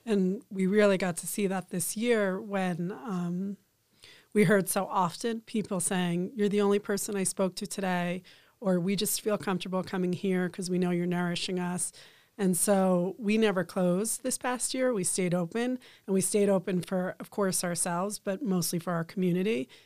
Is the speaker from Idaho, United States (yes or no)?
no; New Jersey, United States; moved away as an adult; now in Boulder, United States; we grew up in New Jersey around family